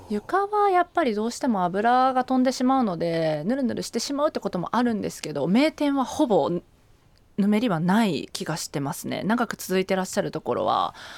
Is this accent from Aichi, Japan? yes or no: yes; Ichinomiya, Aichi, Japan; moved away as an adult; now in Tokyo, Japan; 愛知県の一宮市出身なんですけど